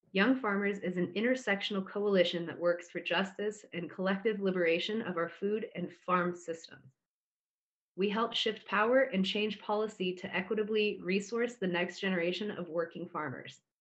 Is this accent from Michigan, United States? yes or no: no; Butte County, California, United States; I was born and raised in Butte County.